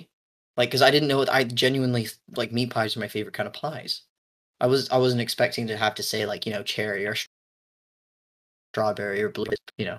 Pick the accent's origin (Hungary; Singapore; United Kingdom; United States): United Kingdom; England; moved away; my family is English. We moved here from England in 2001.